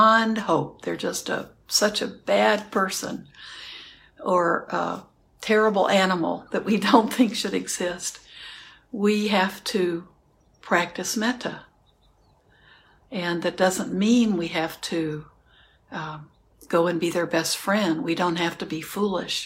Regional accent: Houston, Texas, United States; I grew up in Houston, so there are cockroaches

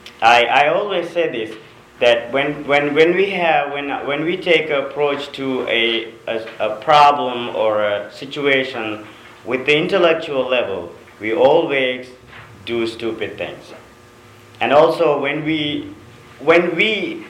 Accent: Sri Lanka; moved away; I'm from a third world country, I'm from Sri Lanka

